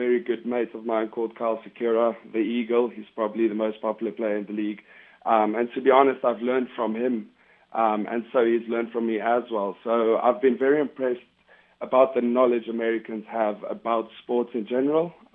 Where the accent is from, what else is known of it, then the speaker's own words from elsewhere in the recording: South Africa; also born or lived in Namibia; I moved to South Africa. So I spent most of my part in South Africa, most of my life